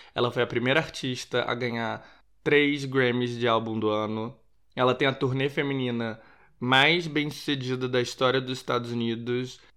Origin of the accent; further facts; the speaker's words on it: Rio de Janeiro, Brazil; now in Portugal; eu sou do Rio de Janeiro, sou carioca